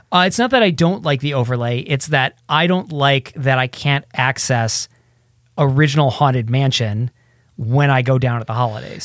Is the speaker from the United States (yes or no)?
yes; Midwest, United States; moved away; I grew up in the Midwest